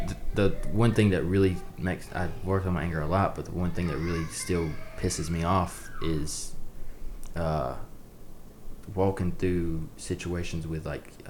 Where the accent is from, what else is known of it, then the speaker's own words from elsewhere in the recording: South Georgia, United States; the guys growing up in South Georgia